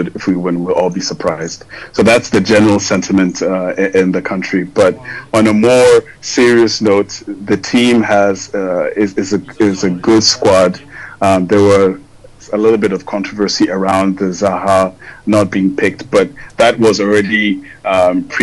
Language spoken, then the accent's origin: English; Ghana; now in Côte d'Ivoire; I'm Ghanaian